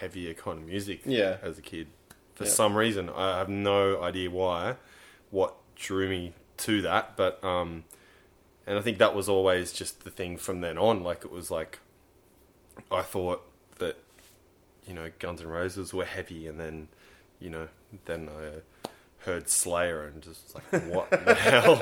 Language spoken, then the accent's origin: English; Fern Bay, New South Wales, Australia; I was like back in my hometown, living in Ferne Bay